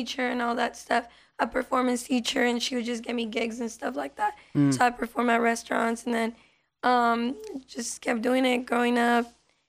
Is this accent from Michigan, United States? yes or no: no; Las Vegas, Nevada, United States; first language Spanish; English is a second language; also born or lived in California; I was born in California, but raised out here in Vegas.